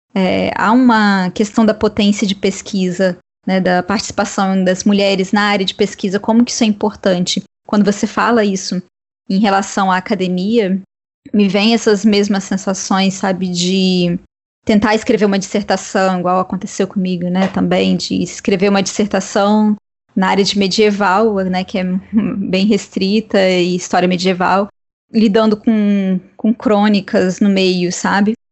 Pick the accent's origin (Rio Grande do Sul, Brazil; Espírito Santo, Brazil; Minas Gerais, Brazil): Espírito Santo, Brazil; isso está acontecendo na terra né, de, onde, de onde eu venho